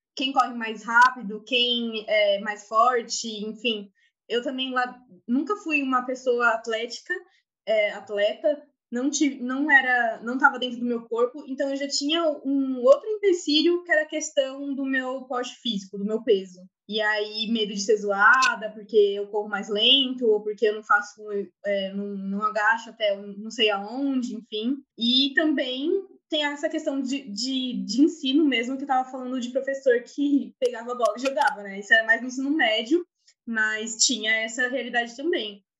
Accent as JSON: {"language": "Portuguese", "town": "Santo André", "region": "São Paulo", "country": "Brazil", "said": "Sou de Santo André"}